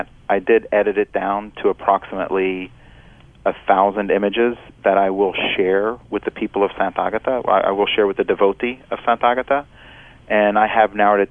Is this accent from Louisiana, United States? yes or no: yes; Louisiana, United States; moved away; when I was growing up in Louisiana, I didn't like to speak Italian